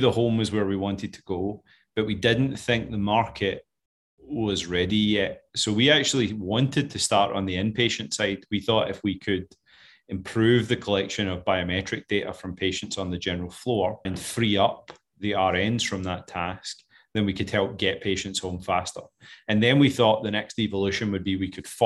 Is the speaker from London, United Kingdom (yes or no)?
no; Scotland, United Kingdom; moved away; I'm clearly not an American. I know it's hard to tell with this accent, but I'm originally from Scotland.